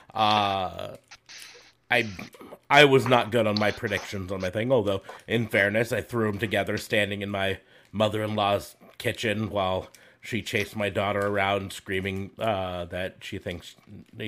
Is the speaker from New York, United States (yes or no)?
no; central Nebraska, United States; my hometown in central Nebraska